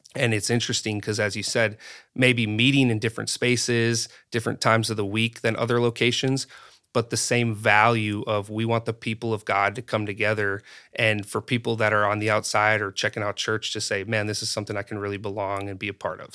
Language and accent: English; North Dakota, United States; moved away; growing up in North Dakota